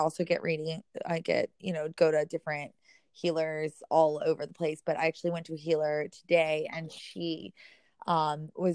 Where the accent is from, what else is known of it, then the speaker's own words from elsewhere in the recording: Memphis, Tennessee, United States; also born or lived in New York City; now in Miami, United States; I'm originally from Memphis, and I moved to New York City